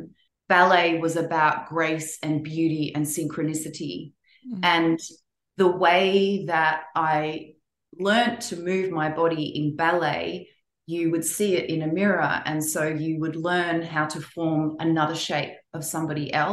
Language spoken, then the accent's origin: English; Melbourne, Victoria, Australia; born or raised there; moved away as an adult; also born or lived in London / Eindhoven; now in Los Angeles, United States